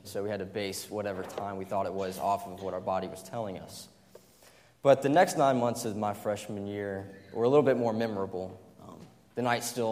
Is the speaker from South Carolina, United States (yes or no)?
yes; Greenville, South Carolina, United States; I was born and raised in Greenville, South Carolina.